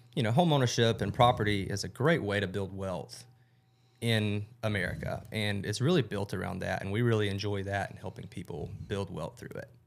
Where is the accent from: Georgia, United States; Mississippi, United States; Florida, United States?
Georgia, United States; Rome; also born or lived in Athens, Georgia; born and raised in Rome, Georgia